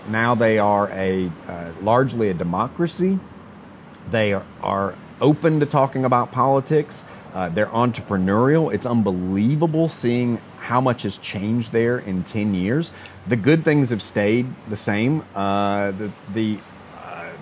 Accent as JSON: {"language": "English", "country": "United States", "said": "being American"}